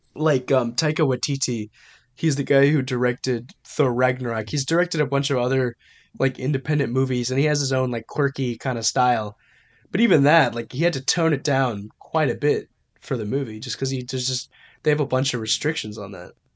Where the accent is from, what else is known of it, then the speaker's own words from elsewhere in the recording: United States; I'm American